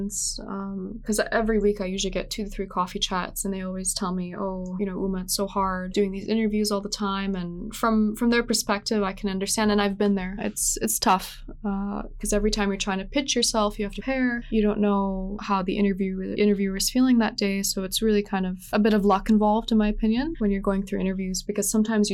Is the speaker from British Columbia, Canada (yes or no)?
yes; Vancouver, British Columbia, Canada; I grew up here in Vancouver